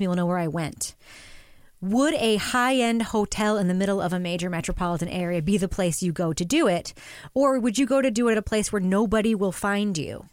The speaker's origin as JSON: {"language": "English", "country": "United States", "said": "as an American"}